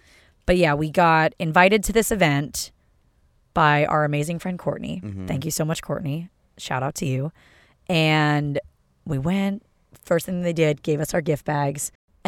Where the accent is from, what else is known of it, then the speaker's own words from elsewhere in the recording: London, United Kingdom; I'm from London, so.